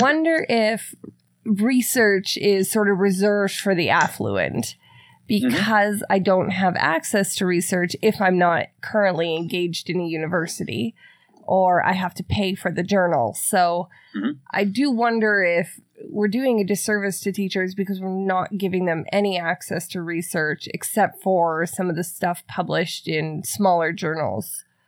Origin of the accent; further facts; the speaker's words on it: Canada; I'm Canadian